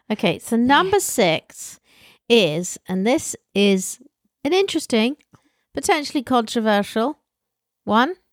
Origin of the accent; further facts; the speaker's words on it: England, United Kingdom; from England